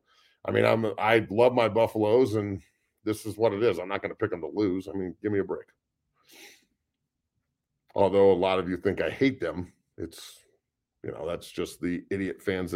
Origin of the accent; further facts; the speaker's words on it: Ohio, United States; I'm from Northeast Ohio.